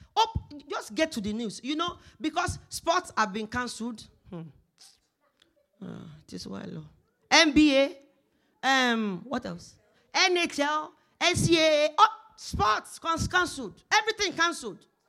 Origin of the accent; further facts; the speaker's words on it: Nigeria; moved away as an adult; now in Canada; when I was coming from Nigeria